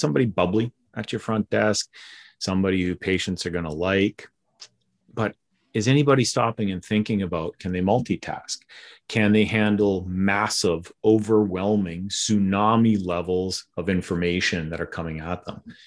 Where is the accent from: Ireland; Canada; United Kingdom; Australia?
Canada; town on the Alberta-Saskatchewan border, Western Canada; moved away as an adult; also born or lived in Philadelphia; I'm from Western Canada originally. Grew up in a little town of 500 people in the middle of absolutely nowhere